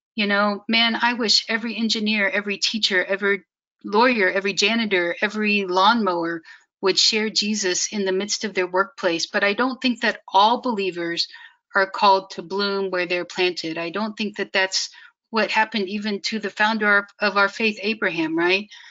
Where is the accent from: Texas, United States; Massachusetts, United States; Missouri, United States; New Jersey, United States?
Missouri, United States; Kansas City; moved away as an adult; also born or lived in China Afghanistan border; I grew up in Kansas City, which is mostly in Missouri